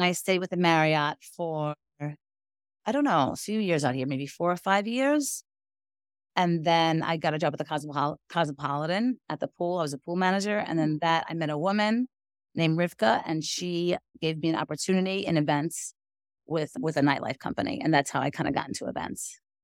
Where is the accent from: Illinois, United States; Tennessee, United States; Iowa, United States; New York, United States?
New York, United States; New York City; I'm from Brooklyn, New York